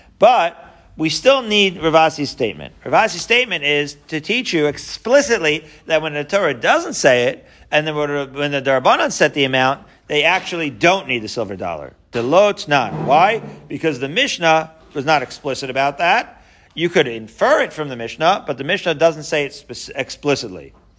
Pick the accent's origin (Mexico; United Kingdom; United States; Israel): Israel; I remember actually when I was growing up in Israel, we still had the lira.